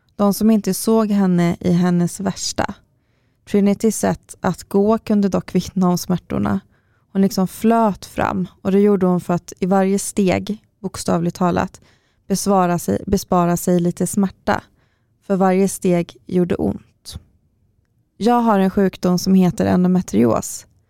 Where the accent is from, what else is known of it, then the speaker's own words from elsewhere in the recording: Karlstad, Värmland, Sweden; now in Stockholm, Sweden; när jag flyttade hit till Stockholm först och, och fortfarande hade kvar viss vård i Karlstad, där jag kommer ifrån